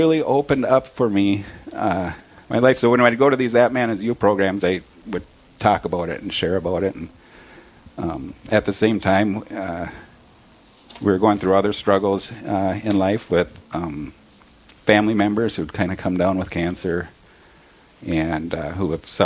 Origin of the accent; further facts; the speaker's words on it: Brainerd, Minnesota, United States; We both grew up here in the Brainerd area.